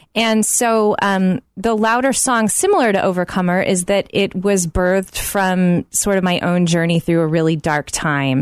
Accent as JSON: {"language": "English", "town": "Oklahoma City", "region": "Oklahoma", "country": "United States", "tie": "born or raised there", "said": "growing up in Oklahoma City"}